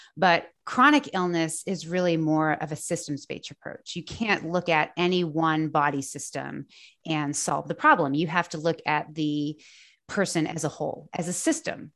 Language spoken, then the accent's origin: English; just south of the Boston area, Massachusetts, United States; moved away as an adult; now in North Carolina, United States; I grew up just south of the Boston area